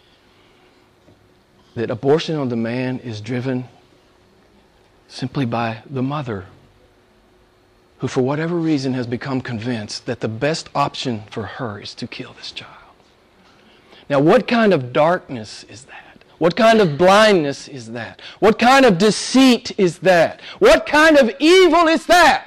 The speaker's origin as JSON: {"language": "English", "country": "United States", "moved": "as an adult", "said": "Back in the States some years ago, I was very active in the pro-life movement. I spoke to different groups. I traveled all over my home state"}